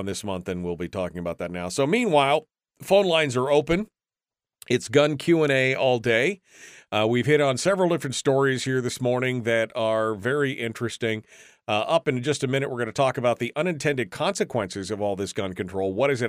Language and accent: English; Washington, United States; When I was a kid, my best friend was from Texas. I was from Washington State. Sounded like a Texan in a few short months.